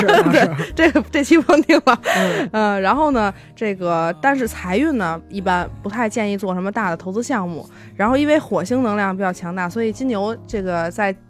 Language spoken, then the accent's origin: Chinese; China; 我们中国人